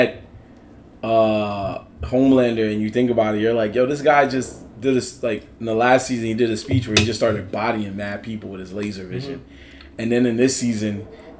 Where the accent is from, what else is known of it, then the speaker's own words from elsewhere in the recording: New York, United States; we grew up in New York